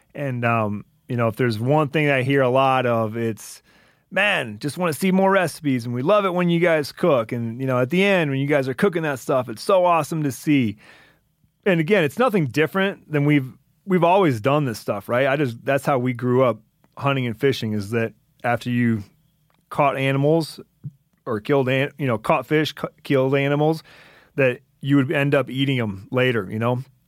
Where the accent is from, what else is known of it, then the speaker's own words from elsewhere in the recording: Michigan, United States; now in Montana, United States; I grew up in Michigan